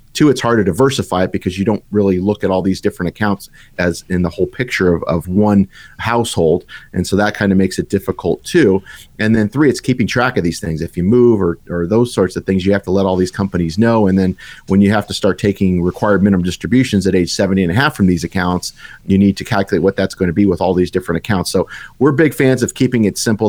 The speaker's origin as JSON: {"language": "English", "town": "Tucson", "region": "Arizona", "country": "United States", "tie": "born or raised there", "said": "I grew up in the lovely town of Tucson, Arizona."}